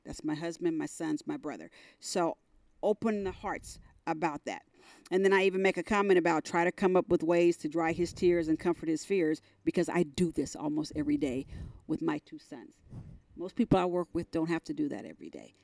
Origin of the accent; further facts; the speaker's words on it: San Francisco Bay Area, California, United States; moved away as an adult; also born or lived in North Carolina; now in Dallas, United States; we grew up in California